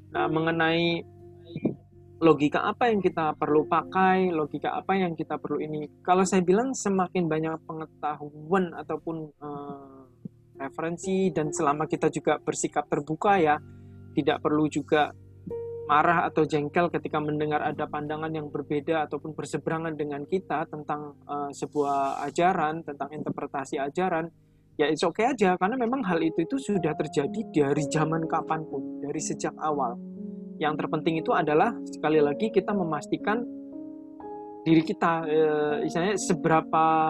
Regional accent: Java, Indonesia; saya juga orang Jawa

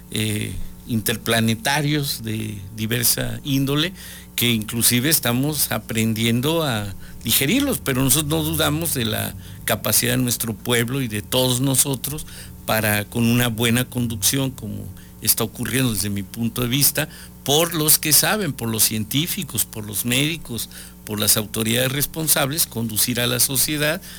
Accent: Mexico; necesitamos sacar lo que somos los mexicanos, somos seres solidarios

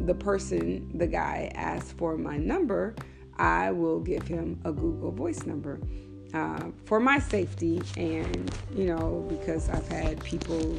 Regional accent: Texas, United States; I'm from Texas

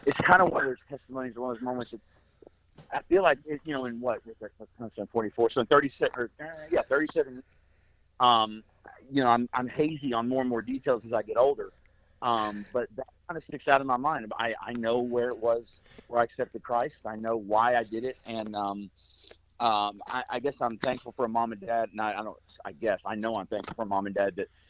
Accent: Kentucky, United States; I grew up in Kentucky

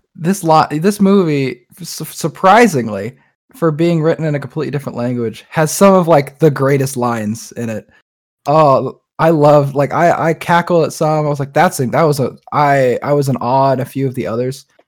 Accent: United States; we're very American people

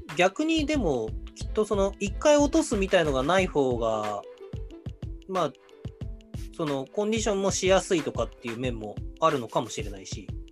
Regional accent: Hokkaido, Japan; 僕らの地元の北海道

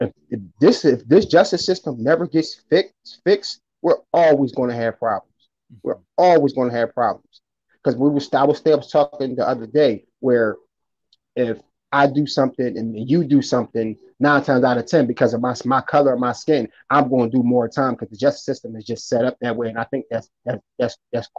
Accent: Philadelphia, Pennsylvania, United States; I'm from Philadelphia

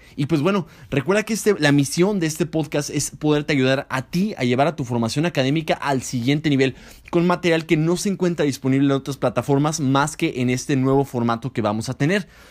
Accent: Mexico

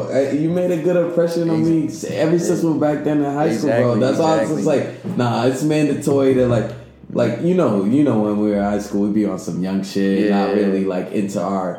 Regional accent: Boston, Massachusetts, United States; from Boston, bro. I'm out here in L.A.

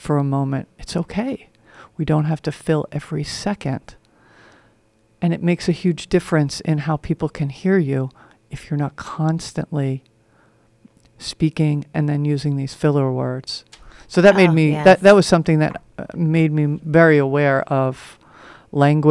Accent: New York, United States; I grew up in New York, where people talk fast, move fast.

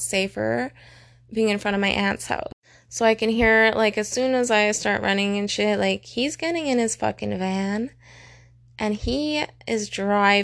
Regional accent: Calgary, Alberta, Canada; I was born in Calgary

